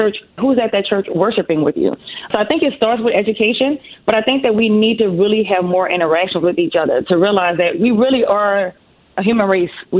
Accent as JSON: {"language": "English", "town": "New Orleans", "region": "Louisiana", "country": "United States", "tie": "born or raised there", "said": "I'm from New Orleans. So that's where the beautiful accent comes from."}